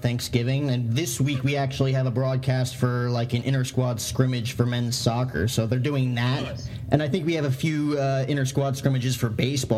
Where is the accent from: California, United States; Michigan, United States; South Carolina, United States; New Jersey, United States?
New Jersey, United States; Morristown; moved away as an adult; now in Arizona, United States; I'm actually from Morristown, New Jersey. So, and I just go to school out here.